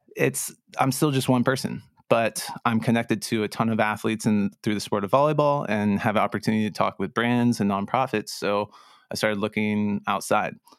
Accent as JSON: {"language": "English", "town": "Santa Barbara", "region": "California", "country": "United States", "tie": "born or raised there", "said": "growing up in Santa Barbara"}